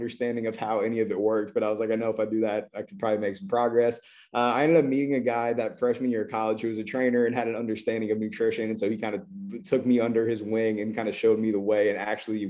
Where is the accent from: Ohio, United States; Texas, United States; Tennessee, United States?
Ohio, United States; Columbus; I am from Columbus, Ohio. I grew up playing basketball.